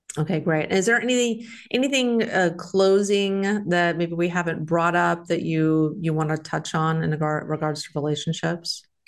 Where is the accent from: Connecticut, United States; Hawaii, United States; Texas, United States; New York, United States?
Texas, United States; moved away; I'm from Texas